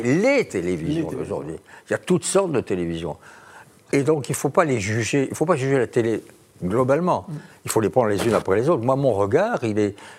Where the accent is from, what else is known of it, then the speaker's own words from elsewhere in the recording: Tarn-et-Garonne, the South-West, Occitania, France; c'est mon pays natal, le Tarn-et-Garonne, le Sud-Ouest